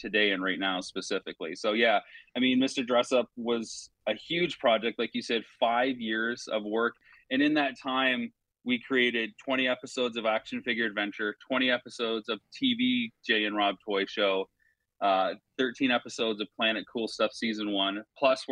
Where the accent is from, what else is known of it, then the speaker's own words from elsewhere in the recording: London, Ontario, Canada; after leaving my hometown of London, Ontario.